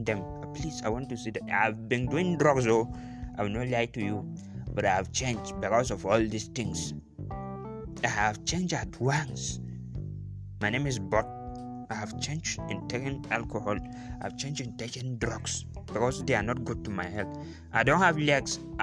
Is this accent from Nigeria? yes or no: yes; Nigeria; as a Nigerian youth